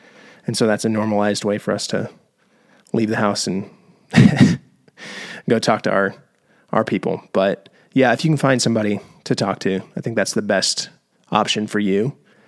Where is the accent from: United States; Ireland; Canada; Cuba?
United States; the South; I grew up in the Bible Belt, where I was taught you'll get pregnant just by having sex.